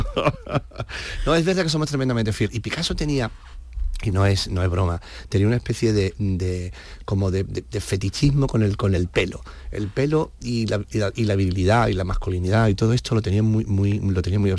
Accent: Andalusia, Spain; claro, por los dos somos de Cádiz.

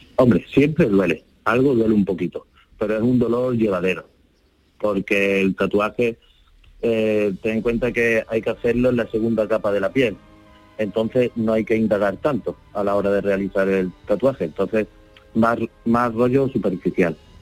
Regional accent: Málaga, Andalusia, Spain; De Málaga.

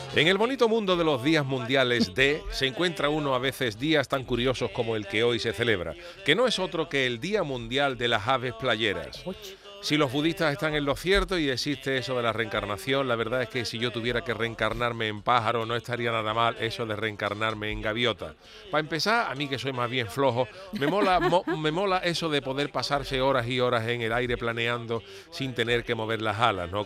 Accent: Cádiz, Andalusia, Spain; now in Seville, Spain; para los que somos de Cádiz

